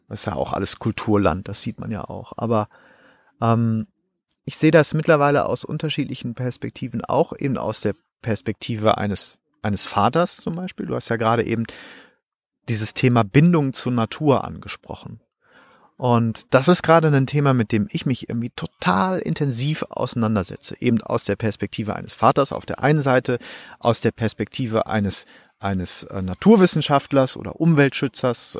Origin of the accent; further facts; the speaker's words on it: North Rhine-Westphalia, Germany; ich komme aus Nordrhein-Westfalen